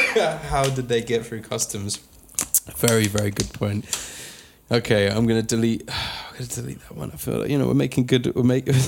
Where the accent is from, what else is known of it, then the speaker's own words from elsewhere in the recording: United Kingdom; now in United States; us being British, we can have an entire conversation filled with sorries